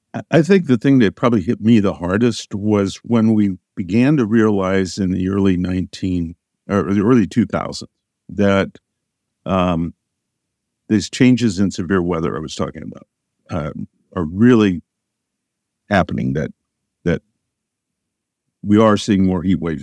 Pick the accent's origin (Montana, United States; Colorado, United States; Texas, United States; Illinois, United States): Illinois, United States; Southern; I grew up in Southern Illinois on a farm.